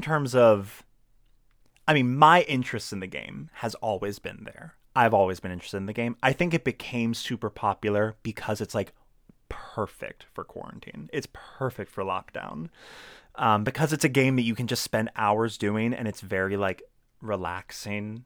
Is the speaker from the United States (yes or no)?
yes; Laurel, Maryland, United States; moved away; also born or lived in Howard County, Maryland; I'm not actually from Baltimore, I'm from Laurel